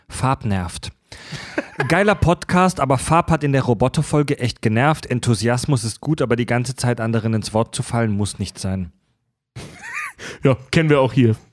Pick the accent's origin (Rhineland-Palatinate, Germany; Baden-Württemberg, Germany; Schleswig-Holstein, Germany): Schleswig-Holstein, Germany; würde ich euch gerne auf zwei, drei Hörner Bier oder Met in meinen Heimatort bei Schleswig einladen.